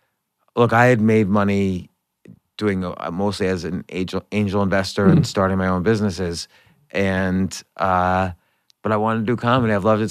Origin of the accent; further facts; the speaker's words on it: North Brunswick, New Jersey, United States; also born or lived in New York; I was born in New York, but grew up in New Jersey.